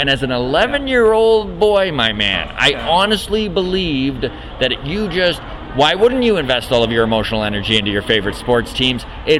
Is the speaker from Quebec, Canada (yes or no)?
no; Grande Prairie, Alberta, Canada; I grew up in Grand Prairie, Alberta, actually.